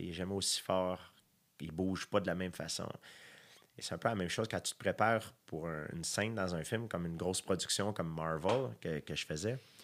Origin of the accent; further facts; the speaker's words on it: Saint-Isidore, Quebec, Canada; moi, je viens de Saint-Isidore, donc fallait qu'on on avait une longue ride d'autobus à prendre pour se rendre à l'école.